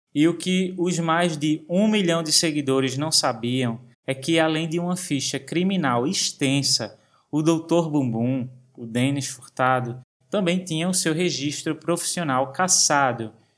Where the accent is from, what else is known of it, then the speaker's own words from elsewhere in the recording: Brazil; Quando eu era adolescente, eu trabalhava no ramo da confecção na minha cidade natal